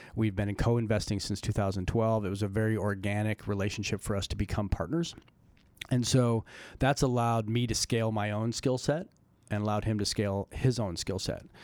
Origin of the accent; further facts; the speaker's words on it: Colorado, United States; I grew up in Colorado